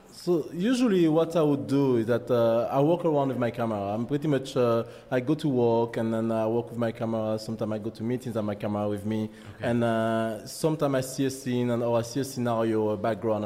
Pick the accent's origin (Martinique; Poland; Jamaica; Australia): Martinique; accent: French; English is a second language; moved away as an adult; also born or lived in France / Spain / United Kingdom; now in Canada; I'm from Martinique, French Caribbean island, West Indies